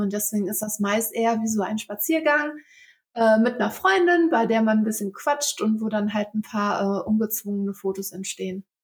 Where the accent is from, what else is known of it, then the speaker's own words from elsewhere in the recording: Velbert, North Rhine-Westphalia, Germany; ich bin 26 Jahre alt und ich komme aus Felbert. Ähm, das liegt im Kreis Mettmann